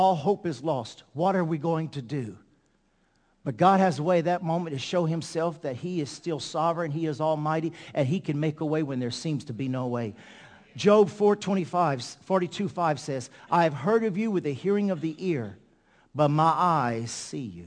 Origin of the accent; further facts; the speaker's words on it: Ville Platte, Louisiana, United States; we're from Ville Platte, Louisiana